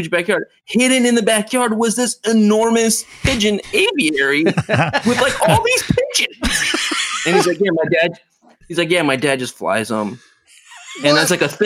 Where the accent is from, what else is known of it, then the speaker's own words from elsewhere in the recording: Pomona, California, United States; moved away; also born or lived in Baltimore; outside LA where I grew up in Pomona.